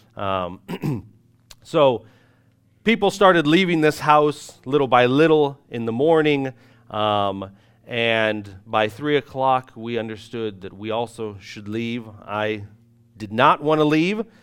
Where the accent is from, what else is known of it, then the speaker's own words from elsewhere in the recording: United States; moved away as an adult; now in Irpin, Ukraine; us being ignorant American missionaries